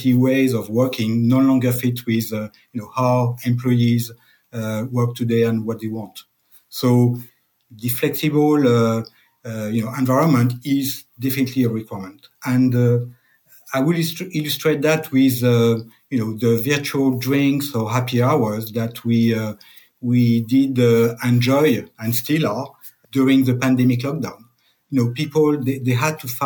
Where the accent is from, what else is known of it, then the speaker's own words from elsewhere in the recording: France; accent: French; English is a second language; I'm French, as you can tell by my accent.